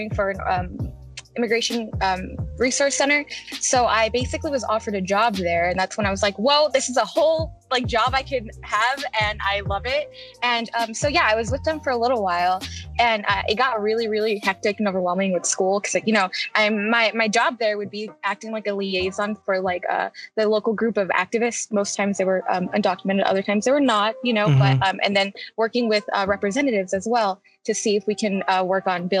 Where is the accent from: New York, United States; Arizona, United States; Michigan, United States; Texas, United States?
Arizona, United States; moved away as an adult; also born or lived in Phoenix; now in Arkansas, United States; I'm actually from Arizona